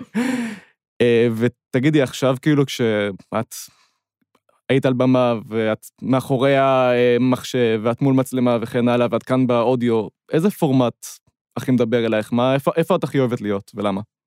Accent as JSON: {"language": "Hebrew", "town": "Ramat Gan", "region": "Tel Aviv District", "country": "Israel", "said": "אני מרמת גן"}